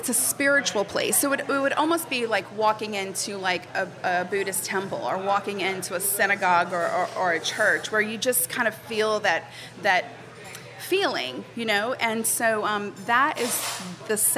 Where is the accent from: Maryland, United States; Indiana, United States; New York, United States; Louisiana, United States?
Louisiana, United States; New Orleans; I was born and raised here in New Orleans